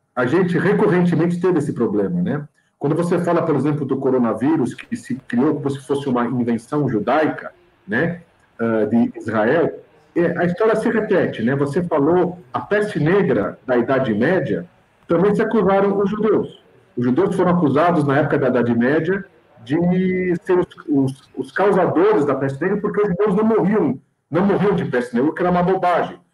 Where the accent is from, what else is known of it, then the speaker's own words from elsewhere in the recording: São Paulo, Brazil; nós estamos aqui como paulistas brasileiros